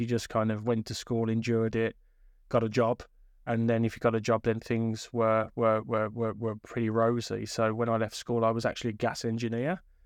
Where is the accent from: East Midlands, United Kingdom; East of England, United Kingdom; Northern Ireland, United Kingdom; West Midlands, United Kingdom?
West Midlands, United Kingdom; Birmingham; come from inner city Birmingham, went to lots of different schools